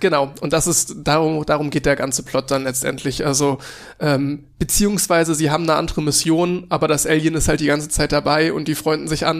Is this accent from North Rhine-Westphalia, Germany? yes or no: yes; Cologne, North Rhine-Westphalia, Germany; ich komme aus Köln, deswegen Karneval